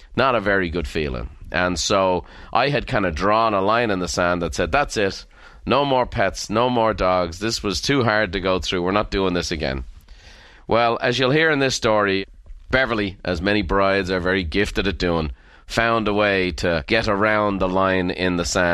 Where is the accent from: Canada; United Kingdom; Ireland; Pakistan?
Ireland; as Irish people